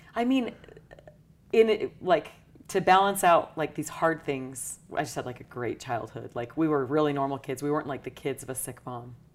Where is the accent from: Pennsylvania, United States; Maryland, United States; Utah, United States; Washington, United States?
Utah, United States; St. George; I grew up in Southern Utah in Saint George.